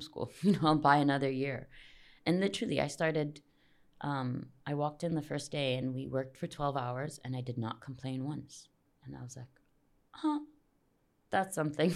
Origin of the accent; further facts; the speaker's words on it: Jeddah, Makkah Province, Saudi Arabia; I grew up here in Jeddah.